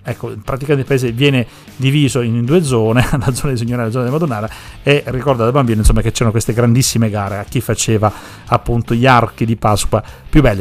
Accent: Sicily, Italy; now in Parma, Italy

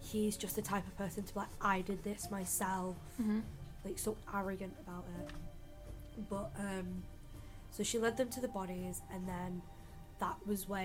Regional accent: Manchester, North West England, United Kingdom; we're from Manchester, and like, my mum was from Manchester as well.

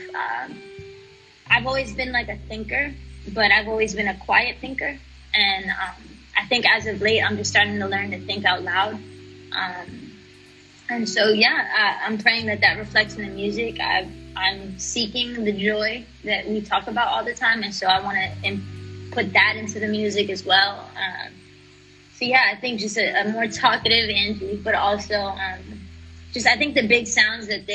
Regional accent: New York City, New York, United States; growing up in the Bronx, I was a Christian kid

